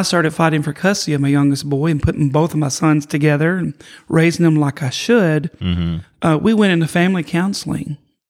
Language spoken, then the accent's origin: English; Kentucky, United States; moved away; I grew up in Kentucky.